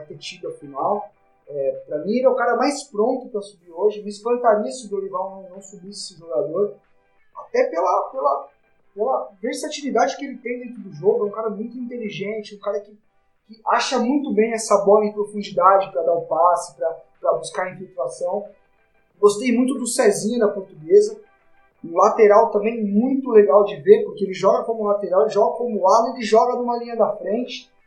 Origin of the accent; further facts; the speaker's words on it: São Paulo, Brazil; o Paulista aqui em São Paulo, a gente é de São Paulo